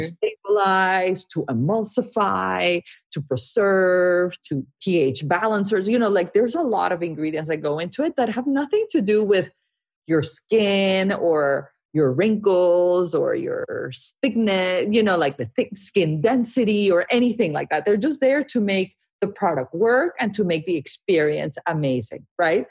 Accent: Barranquilla, Atlántico, Colombia; moved away; I grew up in Barranquilla, Colombia, which is a, a small

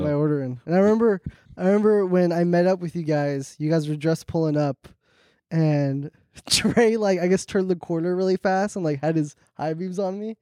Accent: Orange County, California, United States; I'm from Orange County

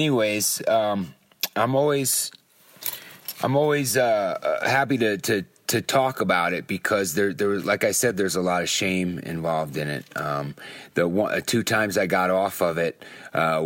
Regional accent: Long Island, New York, United States; moved away as an adult; now in California, United States; from Long Island

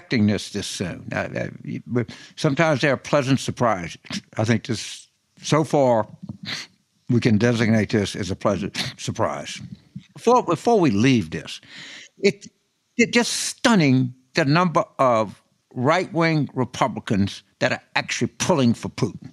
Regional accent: New Orleans, Louisiana, United States; my home state of New Orleans

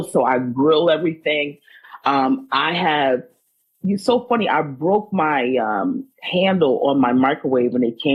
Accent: Maryland, United States; I'm from Maryland

